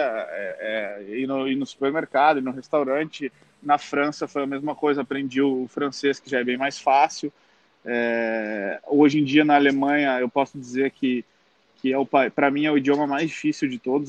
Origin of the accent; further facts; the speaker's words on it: South Region, Brazil; eu sou do Sul